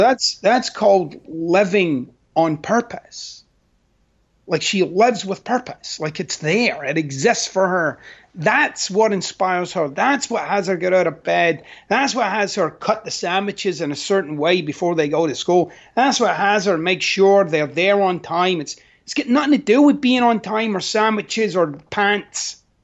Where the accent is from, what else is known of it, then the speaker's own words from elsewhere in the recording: Scotland, United Kingdom; moved away; I'm Scottish.